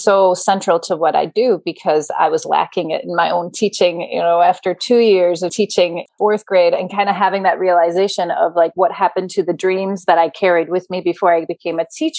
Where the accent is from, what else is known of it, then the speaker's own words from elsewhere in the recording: Denmark; English is a second language; now in United States; I was not born and raised in America. I came to America in 98. I was born and raised in Denmark and did never think that I would be a teacher of the American public school system.